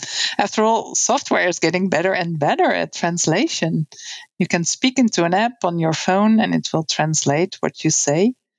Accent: Netherlands; first language Dutch; English is a second language; moved away; also born or lived in United States / Costa Rica; Ja, en ik ben opgegroeid in Nederland, de Lage Landen. En Nederlands is mijn moedertaal.

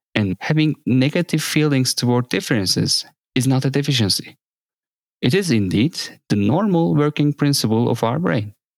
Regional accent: Samsun, Turkey; moved away as an adult; also born or lived in Ankara; when I came from my hometown, Samsun, to Ankara to study

